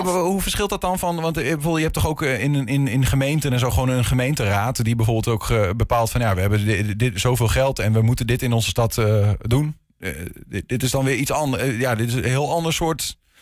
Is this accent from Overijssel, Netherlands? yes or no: yes; Enschede, Overijssel, Netherlands; ik ben een inwoner van Enschede